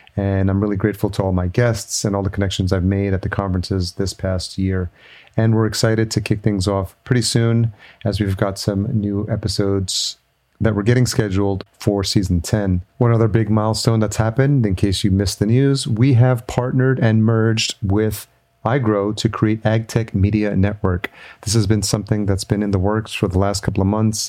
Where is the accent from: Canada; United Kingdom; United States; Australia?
United States; Yonkers, New York; moved away as an adult; also born or lived in Los Angeles; now in Minnesota, United States; I grew up in New York, grew up in Yonkers, New York